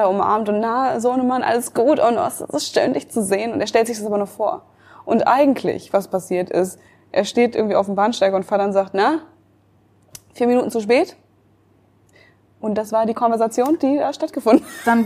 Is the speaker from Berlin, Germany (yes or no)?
yes; Berlin, Germany; Ich als Berlinerin